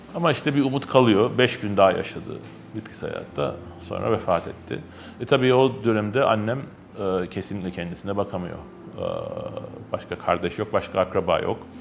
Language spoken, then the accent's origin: Turkish; Istanbul, Turkey; also born or lived in Kurtuluş / Şişli / Zincirlikuyu; Benim çocukluğumun büyük bölümü Kadıköy'de geçti.